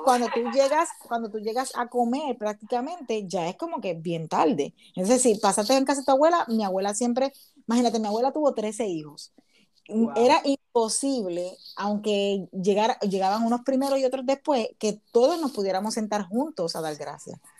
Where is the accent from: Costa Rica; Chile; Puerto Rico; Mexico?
Puerto Rico; moved away as an adult; now in United States